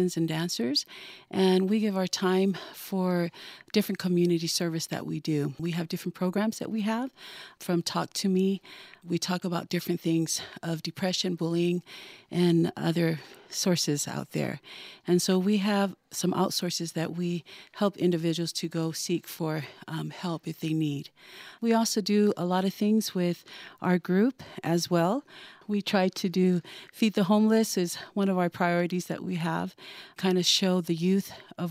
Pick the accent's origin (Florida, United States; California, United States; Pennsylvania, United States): California, United States; I was raised up in California